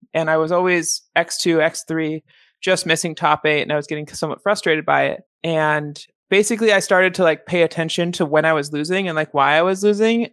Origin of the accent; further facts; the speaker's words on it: Seattle, Washington, United States; moved away as an adult; now in Chicago, United States; I grew up in Seattle